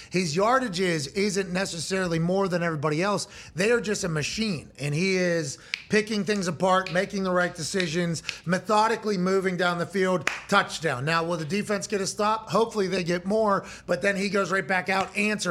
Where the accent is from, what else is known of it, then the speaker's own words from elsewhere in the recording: Plum, Pennsylvania, United States; I'm from Plum